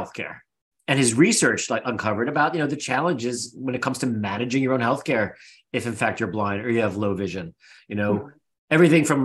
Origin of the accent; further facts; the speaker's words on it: Philadelphia, Pennsylvania, United States; We're both from Philly